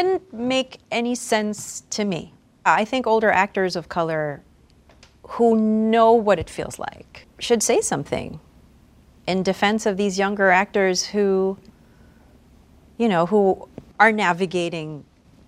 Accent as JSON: {"language": "English", "country": "Philippines", "tie": "born or raised there", "said": "As a child growing up in the Philippines"}